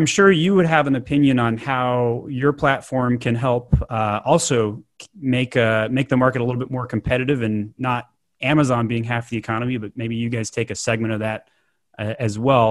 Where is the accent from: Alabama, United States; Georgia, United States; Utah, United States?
Utah, United States; I grew up in Utah